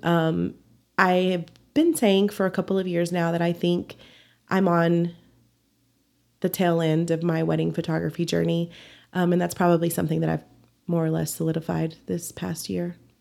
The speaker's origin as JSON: {"language": "English", "town": "Dumas", "region": "Texas", "country": "United States", "tie": "born or raised there", "also_born_or_lived": "Amarillo, Texas / San Antonio, Texas", "said": "I was born in Dumas, Texas, about forty-five miles north, and then, um, when I was about twelve, my parents, um, moved here, and we've been here ever since."}